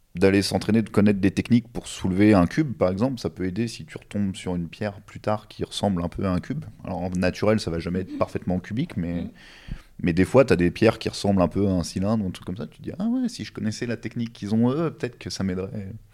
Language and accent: French; Normandy, France; je viens de Normandie